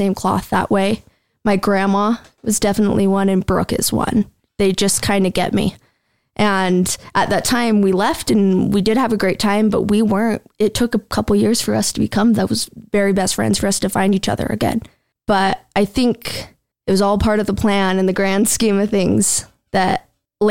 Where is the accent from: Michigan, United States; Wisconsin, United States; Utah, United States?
Utah, United States; Cache Valley; We came from Cache Valley, same area